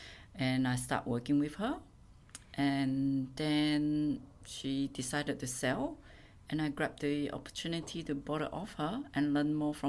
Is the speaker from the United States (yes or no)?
no; Singapore; moved away as an adult; also born or lived in Blue Mountains, NSW, Australia; now in Australia; Born and bred from Singapore. Came here in my early